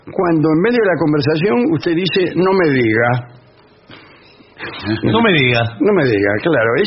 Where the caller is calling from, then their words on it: Santa Fe, Argentina; de Santa Fe.